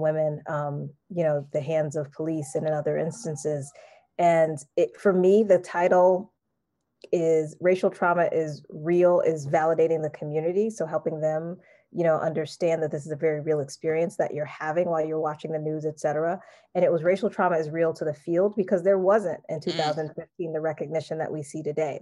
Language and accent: English; East Coast, United States; I'm from the East Coast